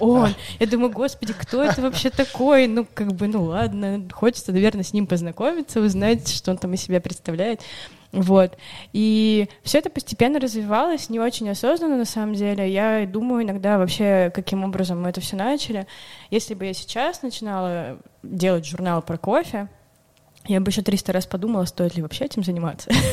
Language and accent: Russian; Urals, Russia; moved away as an adult; now in Saint Petersburg, Russia; я вообще сама с Урала изначально. Я поступила в универ в Питере и там задержалась, осталась, и вот теперь благополучно живу уже почти 6 лет